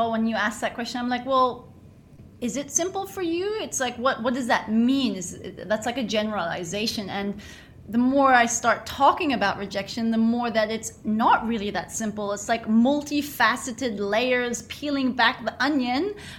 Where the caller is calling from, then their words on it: Bali, Indonesia; Hi, well, I'm tuning in from Bali, so I'm freaking fantastic.